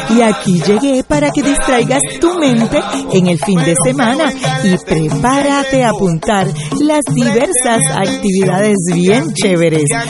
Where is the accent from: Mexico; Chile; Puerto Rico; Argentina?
Puerto Rico; Mayagüez; todo el fin de semana hay fiestas patronales en Mayagüez, mi pueblo.